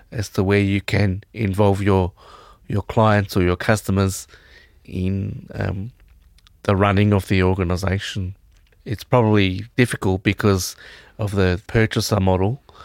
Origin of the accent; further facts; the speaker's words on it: Victoria, Australia; I'm from Victoria